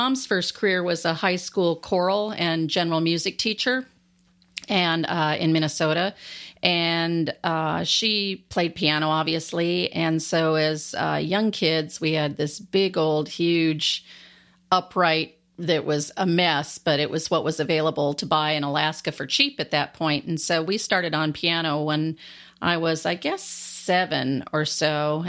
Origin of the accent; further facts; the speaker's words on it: Landstuhl, Rhineland-Palatinate, Germany; born there; I was born actually in Landstuhl, Germany, which is by Ramstein Air Force Base.